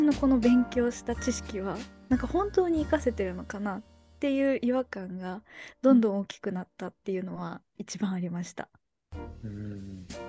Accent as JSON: {"language": "Japanese", "region": "Niigata", "country": "Japan", "tie": "born or raised there", "said": "地元が新潟なので"}